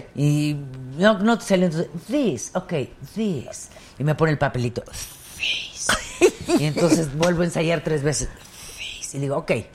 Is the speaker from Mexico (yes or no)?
yes; Mexico; yo soy más mexicana que el pulque